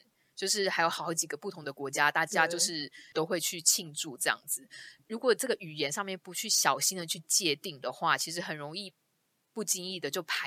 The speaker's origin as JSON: {"language": "Chinese", "country": "Taiwan", "said": "身为一个一个台湾人，有时候我们听到他们讲说 Chinese New Year"}